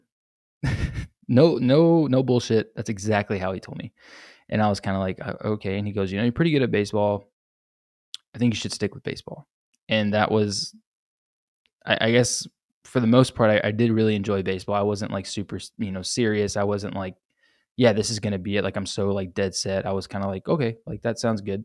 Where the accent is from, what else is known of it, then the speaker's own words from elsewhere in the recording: San Antonio, Texas, United States; I've born and raised in San Antonio, Texas